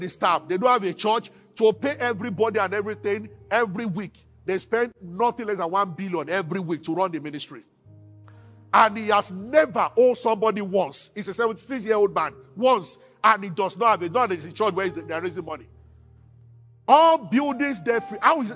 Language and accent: English; Abuja, Federal Capital Territory, Nigeria; I grew up in Abuja.